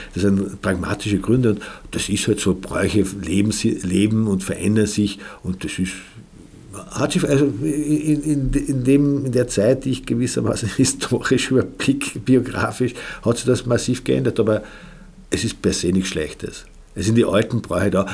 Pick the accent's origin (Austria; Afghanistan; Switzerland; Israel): Austria; Klein St. Paul, Carinthia; Vor allem am Land bin ich aufgewachsen